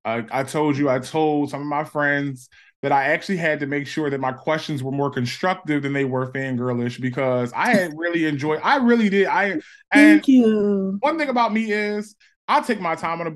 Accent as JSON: {"language": "English", "town": "Philadelphia", "region": "Pennsylvania", "country": "United States", "tie": "born or raised there", "said": "I actually didn't go to Germantown High, but I did grow up in Germantown"}